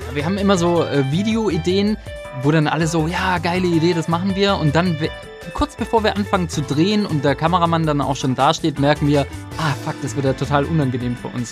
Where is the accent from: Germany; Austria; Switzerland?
Germany; Baden-Württemberg; accent: Swabian; dass wir doch noch ein bisschen einen schwäbischen Akzent in manchen Wörtern drin haben